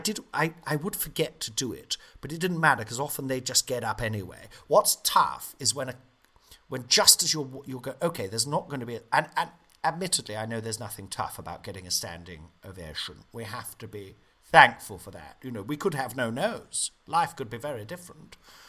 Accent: Nottingham, East Midlands, United Kingdom; I said, I'm back in my hometown. Big cheer. Loved all the stuff about Nottingham in the show, you know.

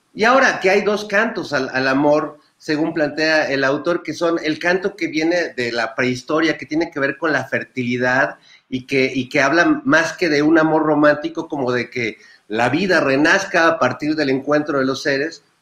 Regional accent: Mexico; vivir la transformación de una sociedad mexicana muy costumbrista

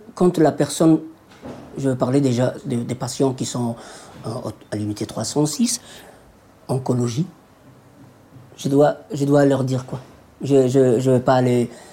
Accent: Djibouti; moved away; Je suis d'origine de Djibouti

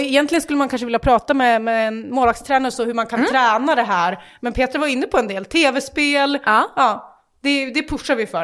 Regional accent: Västerås, Västmanland, Sweden; vi är västeråsare

